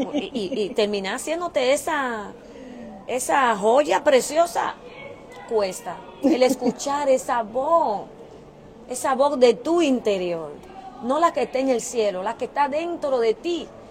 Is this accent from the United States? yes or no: yes; New York, United States; moved away as an adult; also born or lived in Dominican Republic; now in Indianapolis, United States; soy dominicana, vine desde pequeña aquí a New York, eh, me crié, estudié allá